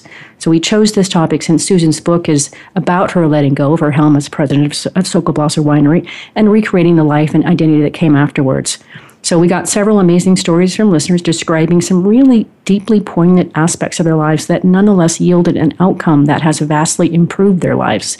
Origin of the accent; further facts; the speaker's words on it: Oregon, United States; also born or lived in Portland, Oregon; now in Texas, United States; I grew up in Oregon, lived for years in Portland